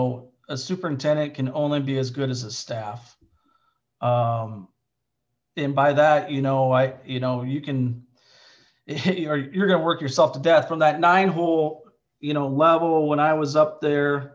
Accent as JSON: {"language": "English", "region": "Southern Iowa", "country": "United States", "tie": "born or raised there", "said": "I grew up in Southern Iowa, graduated with 42 kids."}